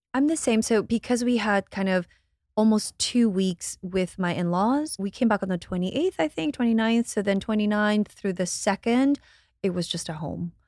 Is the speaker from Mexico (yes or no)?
no; Guatemala; moved away; I'm from Guatemala.